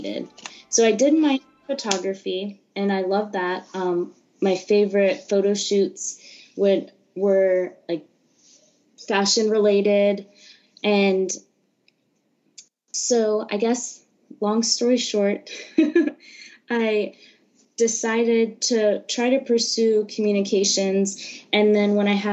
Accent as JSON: {"language": "English", "town": "Jacksonville", "region": "Florida", "country": "United States", "tie": "born or raised there", "also_born_or_lived": "California / Orlando, Florida", "said": "I was born in California and moved to Jacksonville, Florida when I turned 10, and pretty much grew up there"}